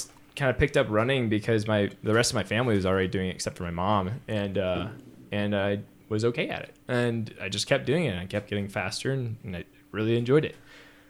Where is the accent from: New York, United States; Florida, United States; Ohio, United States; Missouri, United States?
Missouri, United States; St. Louis; moved away; I'm from St. Louis, Missouri originally. It's not really a big climbing hub.